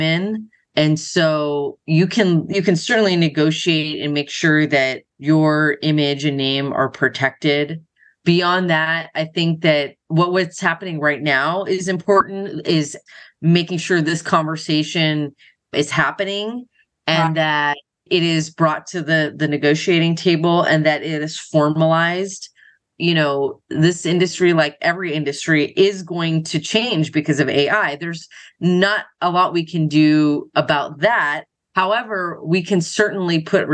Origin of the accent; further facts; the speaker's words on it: Los Angeles, California, United States; I grew up in Los Angeles, so I was pretty much around it my entire life